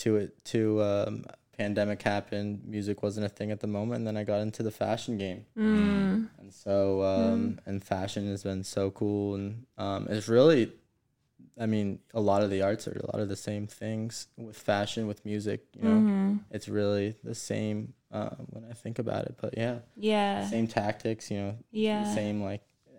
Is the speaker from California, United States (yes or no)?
yes; San Clemente, California, United States; moved away as an adult; also born or lived in Boulder, Colorado; I'm from San Clemente, California. I went to school out there till high school